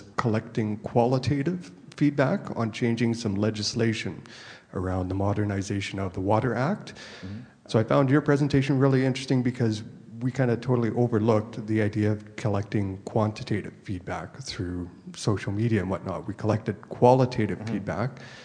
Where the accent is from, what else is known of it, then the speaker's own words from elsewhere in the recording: Canada; I'm from Canada as well.